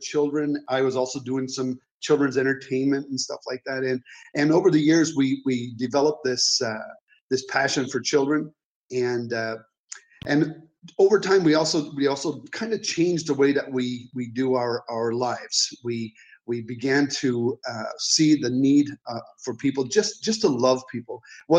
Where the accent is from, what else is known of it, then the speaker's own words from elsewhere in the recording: Mississauga, Ontario, Canada; moved away as an adult; now in Mexico; as you say, but we are from Mississauga, Ontario. We have we pastored there. Actually, I pastored at the church there, Heartland Church Connected, for just over 10 years.